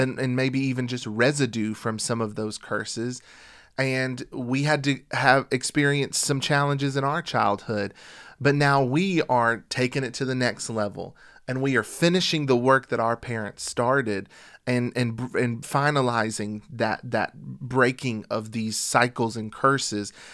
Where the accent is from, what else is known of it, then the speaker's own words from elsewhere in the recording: United States; we're from the United States of America